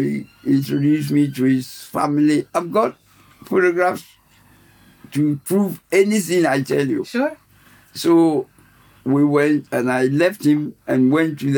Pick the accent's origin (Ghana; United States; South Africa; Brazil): Ghana; moved away as an adult; now in London, United Kingdom; I come from Ghana